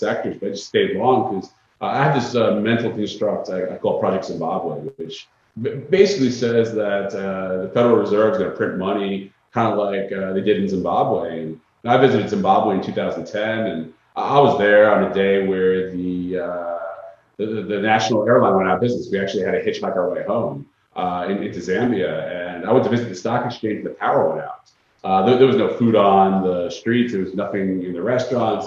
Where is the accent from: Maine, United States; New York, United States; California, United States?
New York, United States; Long Island; now in Florida, United States; I'm from Long Island originally